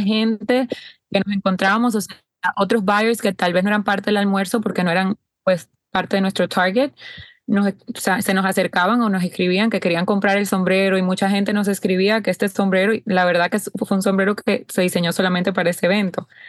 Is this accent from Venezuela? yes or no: no; Dominican Republic; República Dominicana, de donde soy